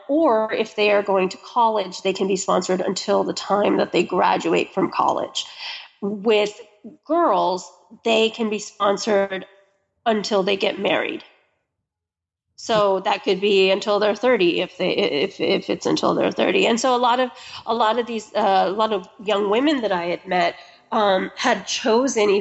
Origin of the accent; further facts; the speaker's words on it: United States; I'm American.